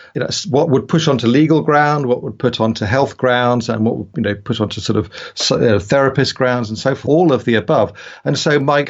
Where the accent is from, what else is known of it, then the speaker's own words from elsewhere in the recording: United Kingdom; also born or lived in United States; I'm a Brit, you probably figure that out from my accent